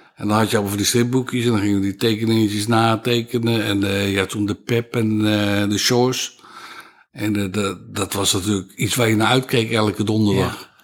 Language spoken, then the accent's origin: Dutch; 's-Hertogenbosch, North Brabant, Netherlands; moved away as an adult; also born or lived in Castricum; bos, in de Schilderstraat, in het centrum, tot mijn achttiende gewoond